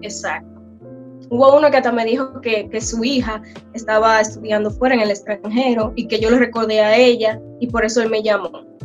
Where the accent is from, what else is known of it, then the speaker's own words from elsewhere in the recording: Bonao, Monseñor Nouel, Dominican Republic; moved away as an adult; now in South Korea; Soy oriunda de Bonao, República Dominicana